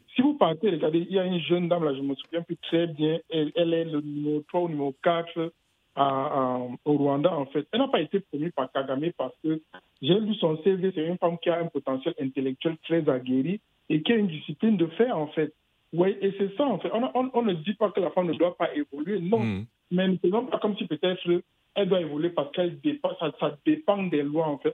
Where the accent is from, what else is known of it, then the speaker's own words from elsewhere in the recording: western Cameroon, West Cameroon, Cameroon; je suis originaire du Cameroun, de l'ouest du Cameroun